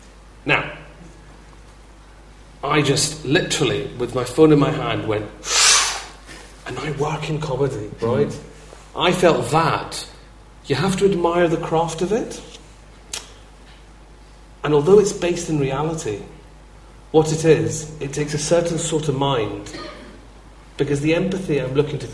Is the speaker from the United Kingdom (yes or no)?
yes; Glasgow, Scotland, United Kingdom; I'm a big lad and I'm from Glasgow